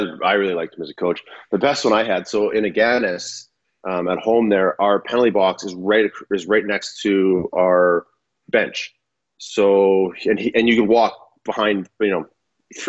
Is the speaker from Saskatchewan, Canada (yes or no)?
yes; Saskatchewan, Canada; moved away as an adult; growing up in Saskatchewan